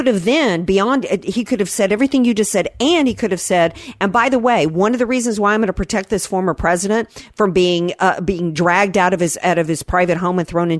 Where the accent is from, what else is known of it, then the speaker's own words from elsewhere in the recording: the South, United States; I know from growing up in the South what it's like post hurricane